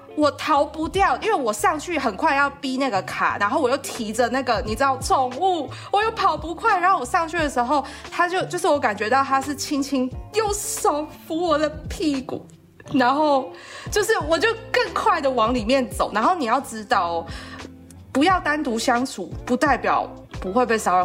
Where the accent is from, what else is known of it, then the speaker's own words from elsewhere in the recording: southern Taiwan, Taiwan; moved away; 我是南部来的小孩